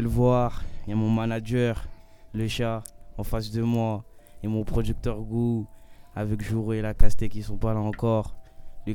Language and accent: French; Gonesse, Île-de-France, France; moi je viens de Gonesse, c'est 95, c'est à côté